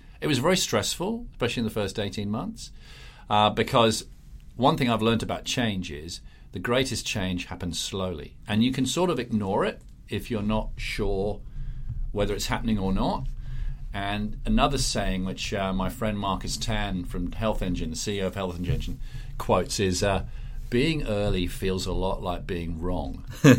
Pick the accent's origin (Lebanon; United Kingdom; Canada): United Kingdom; England; accent: English; moved away as an adult; also born or lived in Singapore; now in Australia; probably tell from my strange accent, listeners, that I'm English originally, although when I go back to England, they go, "You sound so Aussie." And when I'm here, they go, "You're such a pom." But I was born in England